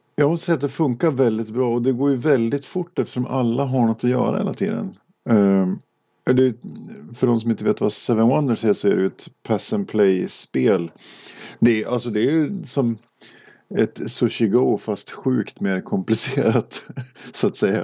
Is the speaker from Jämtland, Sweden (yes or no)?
yes; Åre, Jämtland, Sweden; moved away; jag är uppvuxen i Åre.